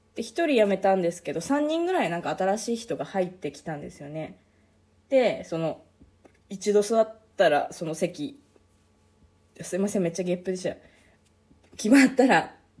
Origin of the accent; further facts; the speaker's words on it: eastern Hokkaido, Japan; now in Sapporo, Japan; うちの実家は北海道の道東の方